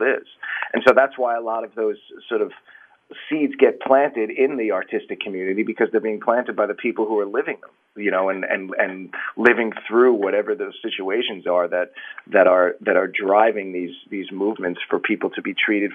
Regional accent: Long Island, New York, United States; also born or lived in Bronx, New York / Manhattan, New York; I was born in the Bronx. And grew up on Long Island and in Manhattan

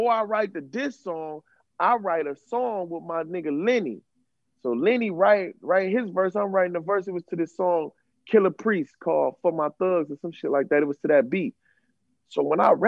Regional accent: Cleveland, Ohio, United States; also born or lived in New York; I go back to the projects because I'm from the Valley and shit. There's projects in Cleveland

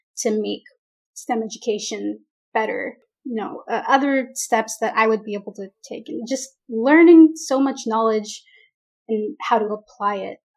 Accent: Oakland, California, United States; moved away as an adult; now in Irvine, United States; I grew up in the Bay Area, in the East Bay, Oakland, San Leandro area

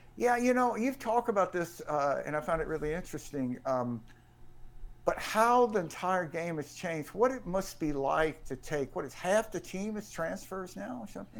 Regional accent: Jackson, Mississippi, United States; when I was a kid growing up in Jackson, and my dad and I used to, uh, walk to the games that were in Memorial Stadium, um, for my house over in Bellhaven.

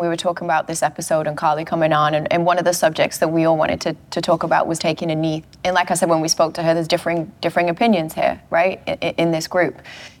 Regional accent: United Kingdom; I'm British

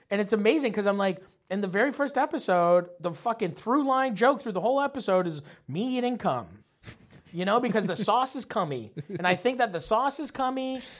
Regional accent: St. Thomas, Ontario, Canada; also born or lived in Nova Scotia; we moved from Nova Scotia to fucking Saint Thomas, Ontario. Small fucking buttfuck town

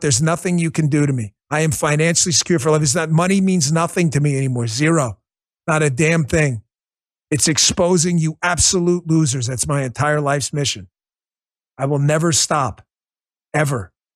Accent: New York City, New York, United States; When I grew up in New York City and I was a cop over there

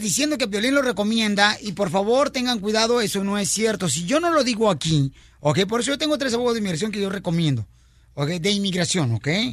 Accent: Mexico; now in United States; mi gente mexicana

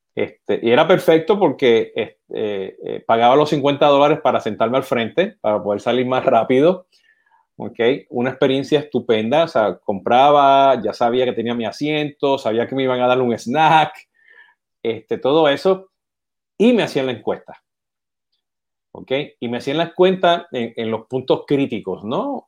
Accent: Puerto Rico; yo siendo boricua, está de Puerto Rico

